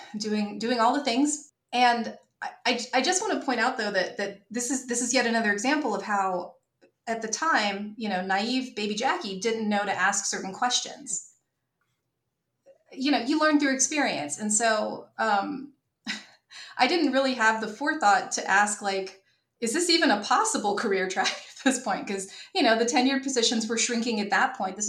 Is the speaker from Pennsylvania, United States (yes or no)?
no; North Carolina, United States; also born or lived in New York / Izumi, Japan; I'm from North Carolina. My parents are here